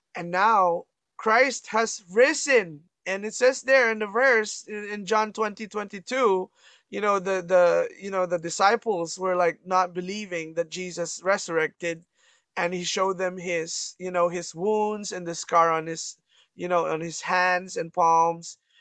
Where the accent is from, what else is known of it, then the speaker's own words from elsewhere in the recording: Canada; I'm from Canada